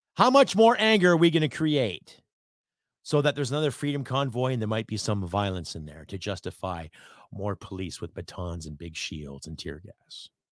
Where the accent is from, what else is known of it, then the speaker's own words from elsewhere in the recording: Canada; I am a Canadian